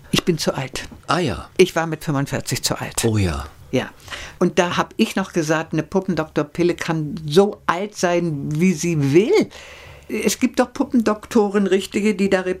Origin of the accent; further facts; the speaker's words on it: Belgium; ja, ich bin Belgier.